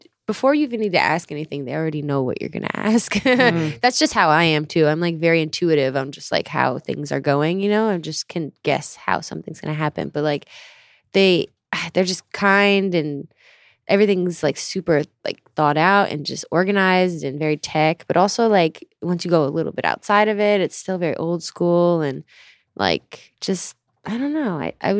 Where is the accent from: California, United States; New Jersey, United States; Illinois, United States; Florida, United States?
Illinois, United States; Gurnee; also born or lived in Minnesota; I was born in Minnesota and I moved to the suburbs of Gurnee when I was like 3 or 4 or something, and then moved to the city in 2008.